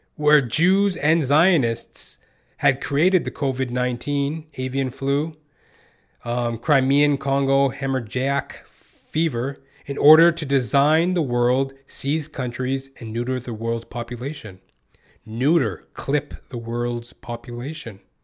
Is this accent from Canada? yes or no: yes; Western Canada, Canada; I was born and raised in Western Canada.